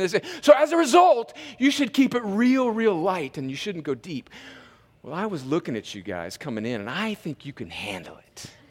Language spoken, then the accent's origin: English; Southern California, United States; growing up in Southern California in a sort of hippie culture